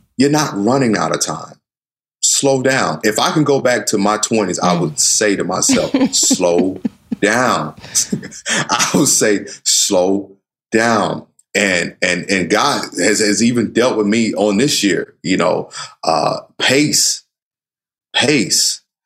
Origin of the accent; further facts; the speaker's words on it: the South, United States; I grew up in the South